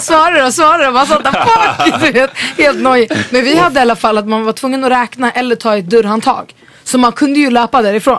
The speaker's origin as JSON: {"language": "Swedish", "town": "Stockholm", "region": "Stockholm County", "country": "Sweden", "tie": "born or raised there", "said": "jag växte upp i Vällingby"}